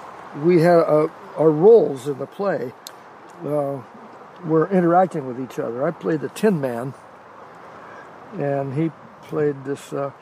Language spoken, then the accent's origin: English; Eugene, Oregon, United States; also born or lived in Perry Lane, Stanford, California; now in Scappoose, United States; Yeah, I grew up in Eugene. I was born in Eugene.